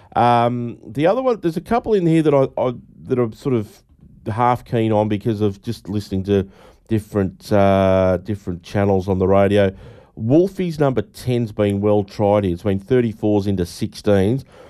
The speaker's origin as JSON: {"language": "English", "town": "Donald", "region": "Victoria", "country": "Australia", "tie": "born or raised there", "said": "my hometown of Donald."}